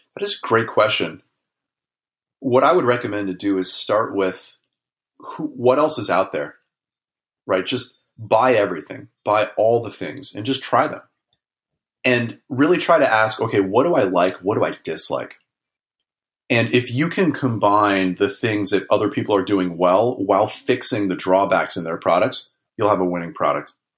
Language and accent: English; Los Angeles, California, United States; I grew up in Los Angeles in kind of a suburban L A neighborhood